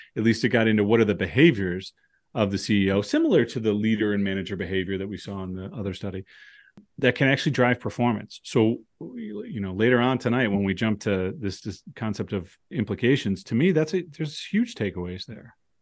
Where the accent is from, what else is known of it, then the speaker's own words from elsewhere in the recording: United States; I'm an American